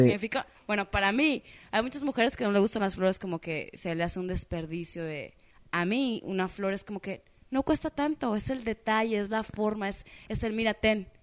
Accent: Mexico; soy mexicana

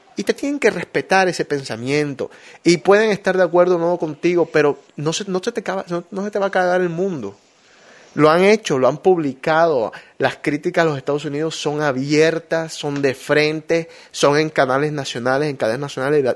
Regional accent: Barranquilla, Atlántico, Colombia; now in United States; Yo extraño cosas de mi tierra

